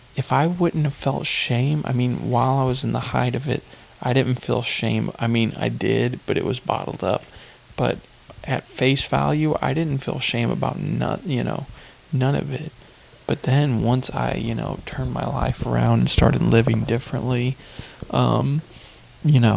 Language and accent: English; Hillsboro, United States; where I'm from Hillsboro